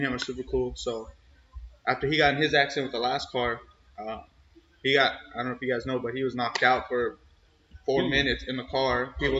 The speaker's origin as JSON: {"language": "English", "town": "San Jose", "region": "California", "country": "United States", "tie": "born there", "said": "So I was born in San Jose, and then I moved to a small town like called Los Baños."}